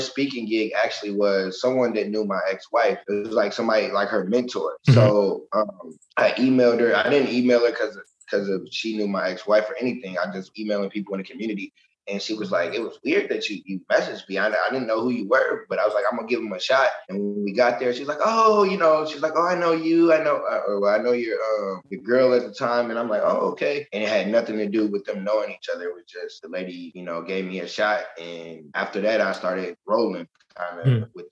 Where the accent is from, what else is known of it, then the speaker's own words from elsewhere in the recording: Michigan City, Indiana, United States; now in Indianapolis, United States; I grew up as a kid until 18 in Michigan City.